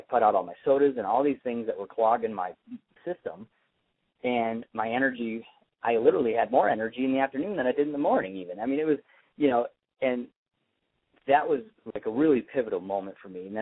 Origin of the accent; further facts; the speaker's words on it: Traverse City, Michigan, United States; moved away; also born or lived in Corona, California; Traverse City, Michigan, where I'm from